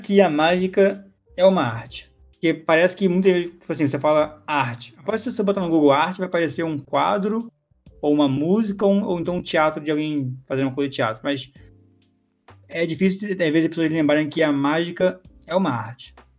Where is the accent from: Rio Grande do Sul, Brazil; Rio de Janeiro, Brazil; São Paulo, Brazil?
Rio de Janeiro, Brazil; Eu sou carioca